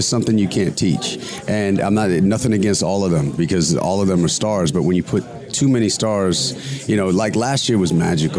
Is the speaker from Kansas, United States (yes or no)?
no; Oakland, California, United States; I'm from Oakland. I'm 98th Avenue behind the Coliseum.